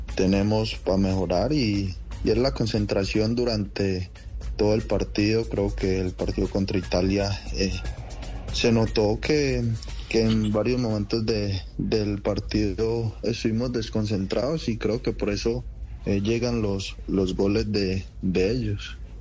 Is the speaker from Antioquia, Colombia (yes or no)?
yes; Guarne, Antioquia, Colombia; also born or lived in Rionegro; nací en Río Negro, pero viví toda mi vida en, en Guarne.